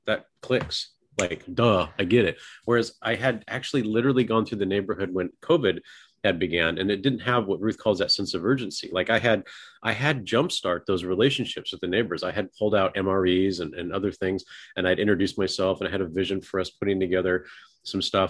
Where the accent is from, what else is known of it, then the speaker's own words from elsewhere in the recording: Oregon, United States; now in Texas, United States; I grew up in an earthquake area. I moved from Oregon.